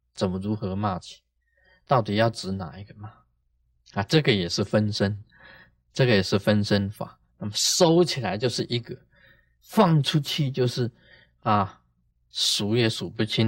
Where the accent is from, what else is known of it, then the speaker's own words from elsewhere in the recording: Taiwan; 我们台湾人